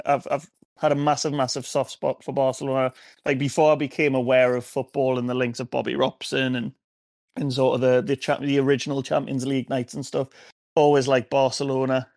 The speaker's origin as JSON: {"language": "English", "town": "Wallsend", "region": "North East England", "country": "United Kingdom", "tie": "born or raised there", "said": "I'm from Wallsend, lived Wallsend pretty much. How old am I now? 30? 29 years of my life."}